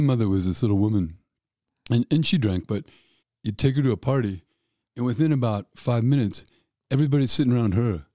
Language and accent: English; Denver, Colorado, United States; I'm from an Irish family in Denver